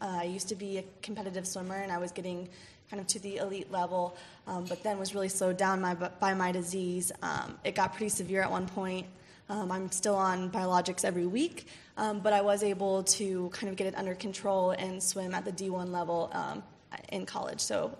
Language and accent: English; Indianapolis, Indiana, United States; I'm from Indianapolis, Indiana.